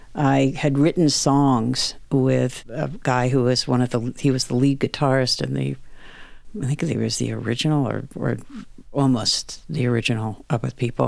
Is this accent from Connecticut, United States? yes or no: yes; Greenwich, Connecticut, United States; I grew up in the Connecticut countryside